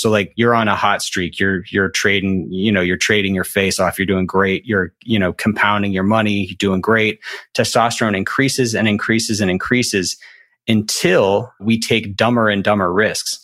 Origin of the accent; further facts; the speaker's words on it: Alabama, United States; I'm from Alabama